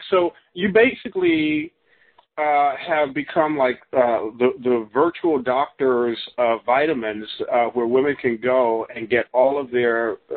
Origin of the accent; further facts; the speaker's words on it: Chicago, Illinois, United States; now in California, United States; I'm from Chicago